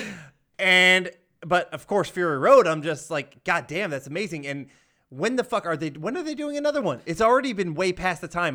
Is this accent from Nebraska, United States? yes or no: no; Georgia, United States; I'm from Georgia